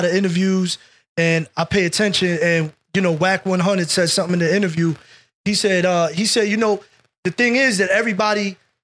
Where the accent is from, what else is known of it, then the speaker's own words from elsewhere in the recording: Jersey City, New Jersey, United States; also born or lived in Bayonne, New Jersey; I was born in Jersey City, downtown Jersey City, the old Jersey City, obviously. I 8 or 9 years old, we moved to Bayonne, New Jersey.